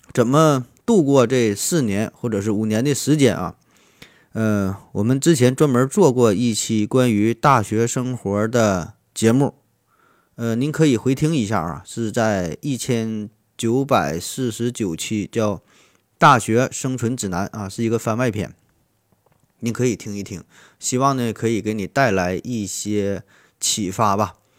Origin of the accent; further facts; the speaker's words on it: northern China, China; 在咱北方很多地方也都是黑瓦